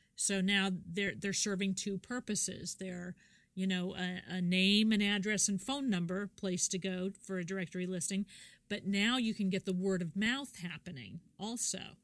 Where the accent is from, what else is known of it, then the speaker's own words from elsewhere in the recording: Kansas, United States; moved away; I'm from Kansas originally